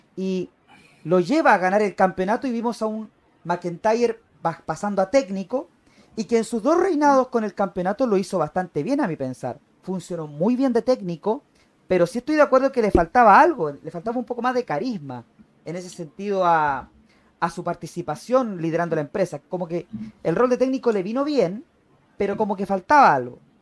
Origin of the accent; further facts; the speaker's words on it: Chile; also born or lived in Arica, Chile; yo que soy de Chile, yo que vivo en la ciudad de Arica, en la, en la parte norte del país